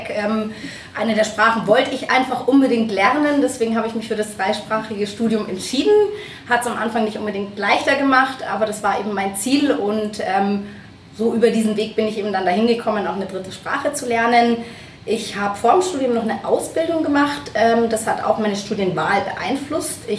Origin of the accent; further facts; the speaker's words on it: Munich, Bavaria, Germany; bin ein Münchner Kindle, trifft man ja auch nicht mehr ähm, so häufig